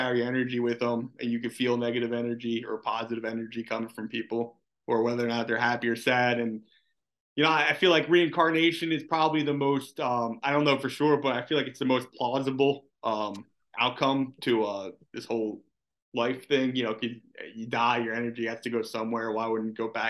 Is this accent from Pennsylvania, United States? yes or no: yes; Philadelphia, Pennsylvania, United States; growing up in Philly